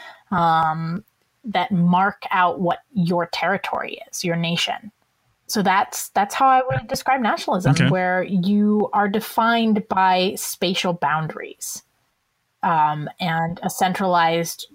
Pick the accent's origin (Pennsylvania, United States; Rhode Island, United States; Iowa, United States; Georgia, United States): Iowa, United States; I'm from Iowa and my husband is from Minnesota